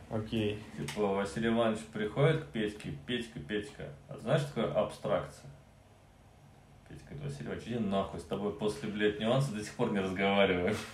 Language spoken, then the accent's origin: Russian; Cherepovets, Vologda Oblast, Russia; now in Zelenograd, Russia; я родился в Череповце